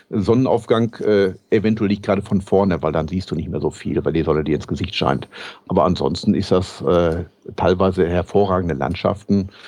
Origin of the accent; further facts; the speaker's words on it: North Rhine-Westphalia, Germany; Ich bin Westfale, was habe ich mit dem Rheinland zu tun?